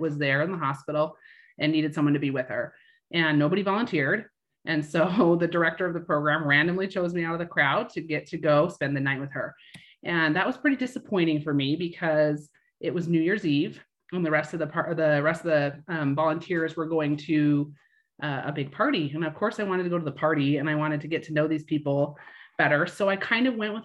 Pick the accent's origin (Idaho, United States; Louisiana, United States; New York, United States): Idaho, United States; moved away as an adult; now in Utah, United States; From Idaho, born and raised there. And then I've lived in Utah my entire adult life